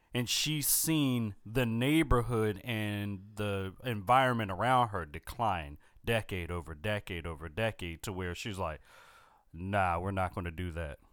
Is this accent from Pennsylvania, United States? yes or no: yes; Philadelphia, Pennsylvania, United States; growing up in Philadelphia